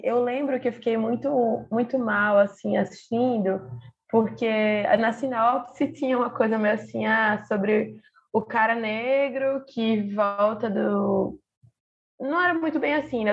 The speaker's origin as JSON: {"language": "Portuguese", "town": "Recife", "region": "Pernambuco", "country": "Brazil", "said": "Eu sou aqui de Recife"}